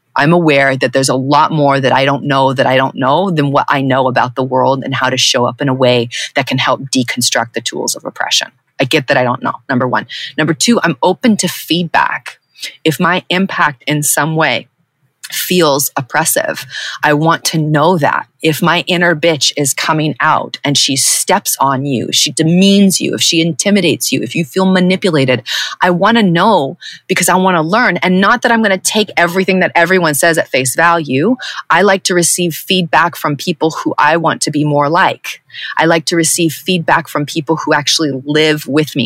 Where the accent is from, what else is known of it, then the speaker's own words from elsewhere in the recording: Southern California, United States; white presenting woman who was born and raised in Southern California